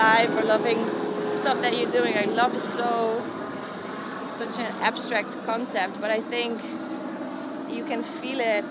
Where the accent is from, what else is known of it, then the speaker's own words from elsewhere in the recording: Poland; moved away; coming from where I come from Poland and from a very religious background